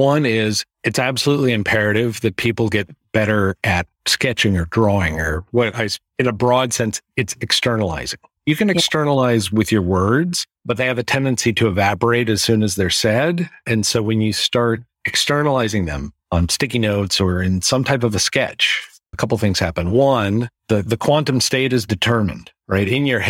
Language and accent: English; California, United States; also born or lived in Florida; I'm a Florida native, but I grew up in California. And I live in the Pacific Northwest.